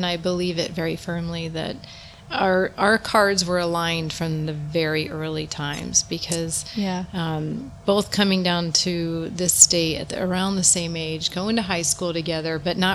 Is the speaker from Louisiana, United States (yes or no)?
no; New Jersey, United States; I grew up in New Jersey